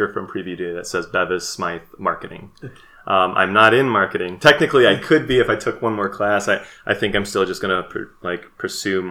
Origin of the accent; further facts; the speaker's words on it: Southeast Michigan, United States; moved away as an adult; also born or lived in South Korea; I grew up in Southeast Michigan